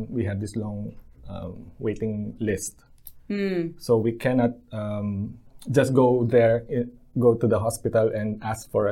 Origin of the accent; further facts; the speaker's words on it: Philippines; moved away as an adult; now in Lower Hutt, New Zealand; Growing up in the Philippines